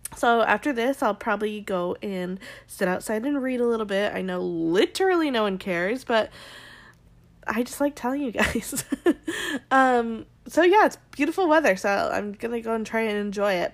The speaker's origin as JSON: {"language": "English", "region": "Arizona", "country": "United States", "tie": "born or raised there", "said": "I grew up in Arizona"}